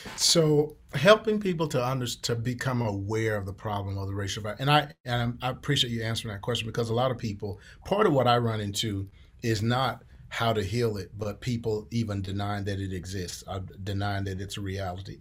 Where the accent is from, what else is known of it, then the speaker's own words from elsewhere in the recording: Columbia, Mississippi, United States; moved away as an adult; also born or lived in Houston, Texas; now in Wichita, United States; I grew up in, in southern Mississippi